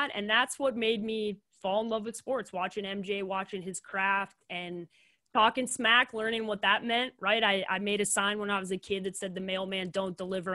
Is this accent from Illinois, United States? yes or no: yes; Chicago, Illinois, United States; moved away; I love growing up in the city. And I do miss Chicago a lot, especially just like the area that I grew up in.